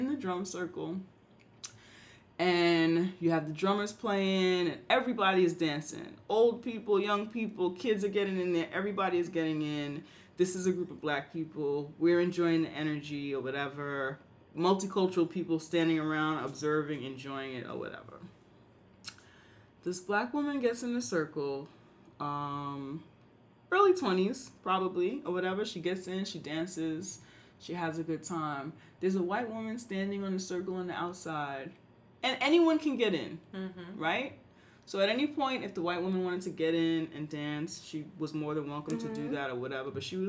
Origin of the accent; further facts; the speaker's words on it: New York, United States; I'm not from Brooklyn, but I'm talking about as a black New Yorker from uptown who goes to Harlem, who goes to Brooklyn